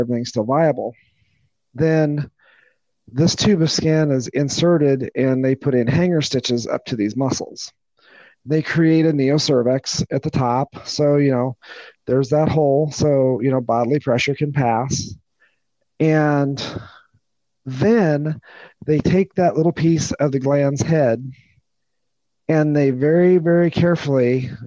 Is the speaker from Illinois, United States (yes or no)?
yes; Peoria County, Illinois, United States; I grew up in Peoria County, Illinois